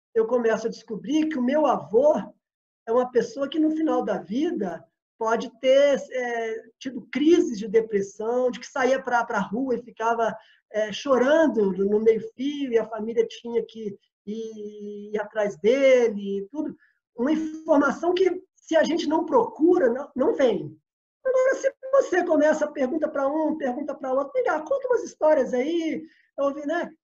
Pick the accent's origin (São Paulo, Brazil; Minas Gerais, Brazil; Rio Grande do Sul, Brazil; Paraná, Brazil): Minas Gerais, Brazil; Belo Horizonte; moved away as an adult; also born or lived in Rio de Janeiro; Eu saí de, de Belo Horizonte, minha terra natal, para morar no Rio um pouco